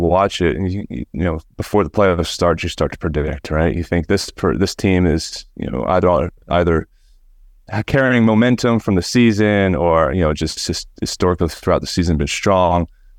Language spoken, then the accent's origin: English; New Jersey, United States; And it's where I grew up in South Jersey.